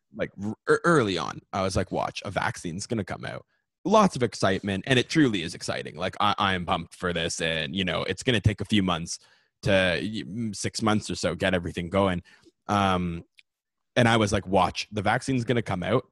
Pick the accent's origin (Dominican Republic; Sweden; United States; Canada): Canada; also born or lived in Ontario; I'm Canadian.